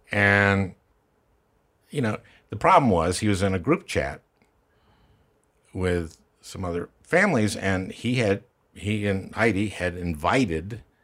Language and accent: English; Minnesota, United States; Minnesota, my home state.